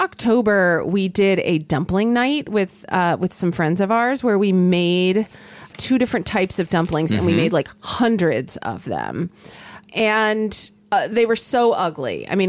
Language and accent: English; Oklahoma, United States; now in West Coast, United States; When I was growing up in Oklahoma